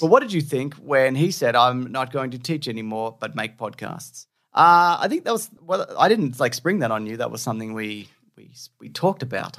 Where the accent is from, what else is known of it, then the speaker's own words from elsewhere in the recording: Australia; accent: Australian; it's my Australian accent